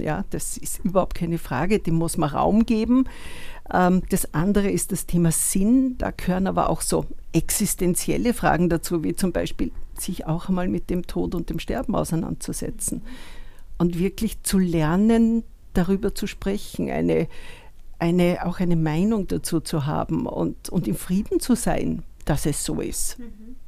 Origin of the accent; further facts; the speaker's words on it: Upper Austria, Austria; moved away as an adult; also born or lived in Vienna; ich komme aus Oberösterreich und habe in Wien studiert